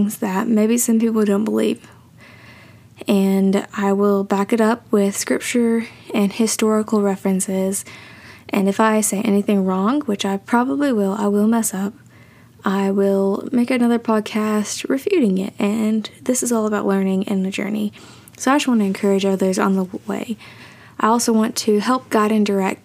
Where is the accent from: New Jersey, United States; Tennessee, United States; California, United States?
Tennessee, United States; I am from Tennessee